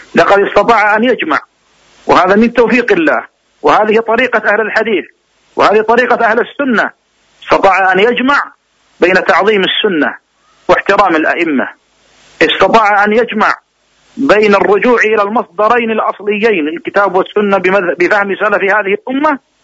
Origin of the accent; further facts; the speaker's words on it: Riyadh, Riyadh Province, Saudi Arabia; عندنا في الرياض